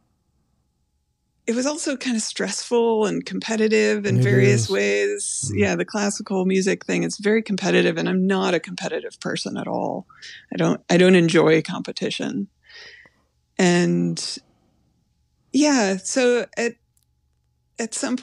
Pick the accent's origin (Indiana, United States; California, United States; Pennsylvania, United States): Indiana, United States; moved away as an adult; also born or lived in North Carolina; I moved from Indiana to North Carolina to go to college.